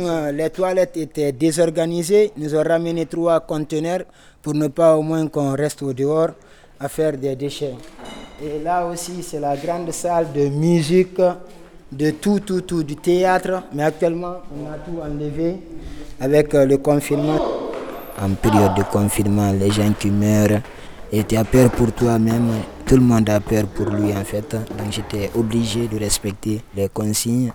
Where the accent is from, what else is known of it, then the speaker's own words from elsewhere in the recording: Guinea; moved away as an adult; also born or lived in Libya; now in Lyon, France; je viens de la Guinée-Conakry. Donc en un seul mot je suis guinéen